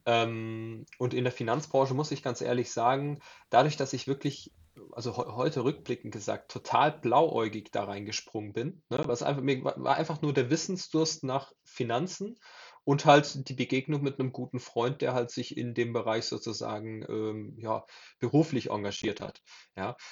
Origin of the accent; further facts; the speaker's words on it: Southern Germany, Germany; ich komme aus Süddeutschland